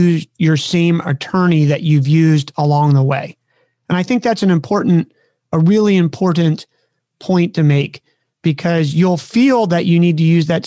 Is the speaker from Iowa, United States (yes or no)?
no; Maryland, United States; now in California, United States; a kid growing up on the East Coast of the United States of America, who was a Maryland kid